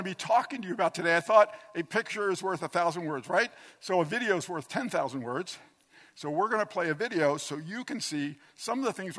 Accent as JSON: {"language": "English", "area": "Lancaster", "region": "New Jersey", "country": "United States", "tie": "born or raised there", "said": "I grew up in Lancaster, New Jersey. I was a Catholic, went to a parish. That's what you do when you're a Catholic. I went to Our Lady Star of the Sea Parish"}